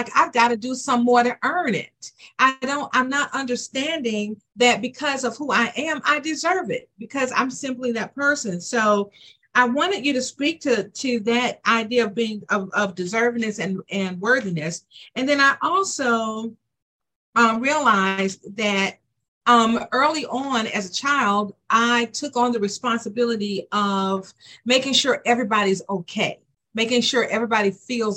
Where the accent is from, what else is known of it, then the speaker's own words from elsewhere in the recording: Decatur, Georgia, United States; also born or lived in Atlanta, Georgia; I am from Decatur, Georgia, or Atlanta, Georgia.